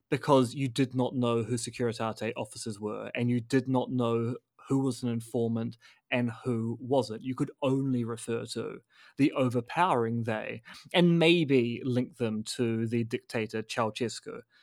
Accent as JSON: {"language": "English", "country": "New Zealand", "said": "as a New Zealander"}